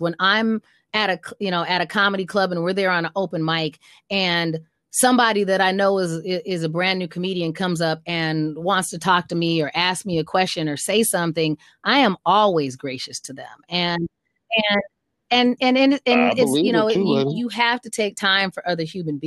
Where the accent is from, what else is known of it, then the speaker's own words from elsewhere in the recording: Arizona, United States; moved away; also born or lived in Austin, Texas; I grew up in Arizona. I lived in Austin, Texas for a while.